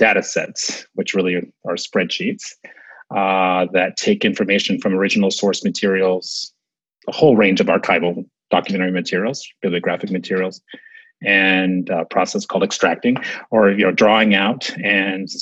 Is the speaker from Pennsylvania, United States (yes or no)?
no; Southern California, United States; moved away as an adult; also born or lived in New Jersey; now in Maryland, United States; I grew up in Southern California